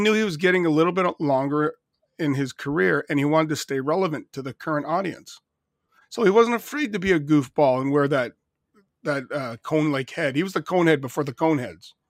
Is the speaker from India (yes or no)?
no; Canada; being Canadian